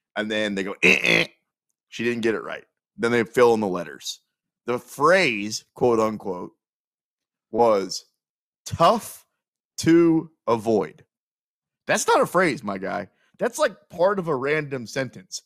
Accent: Kansas City, Missouri, United States; I'm from Kansas City.

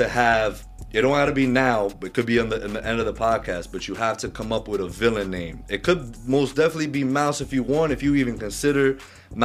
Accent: Mount Vernon, New York, United States; I was pretty much born and raised here in Mount Vernon, so not too far out from, you know, the Bronx

